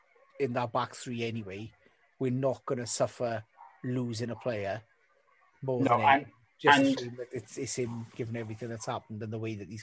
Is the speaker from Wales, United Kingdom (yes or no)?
yes; Welsh, Wales, United Kingdom; I'm Welsh.